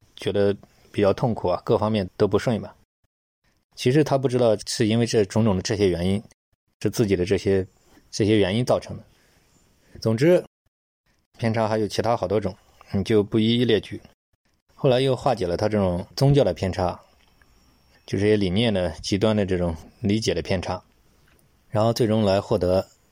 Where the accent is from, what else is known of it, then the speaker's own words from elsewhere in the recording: China; 我们中国人讲过犹不及嘛